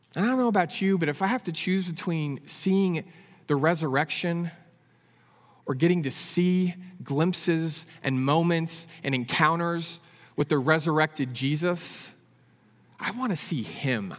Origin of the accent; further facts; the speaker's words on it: San Francisco Bay Area, California, United States; I grew up in the San Francisco Bay Area.